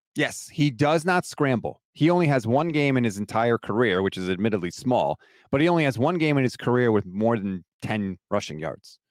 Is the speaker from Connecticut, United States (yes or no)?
yes; Connecticut, United States; I actually live in Connecticut, born and raised in Connecticut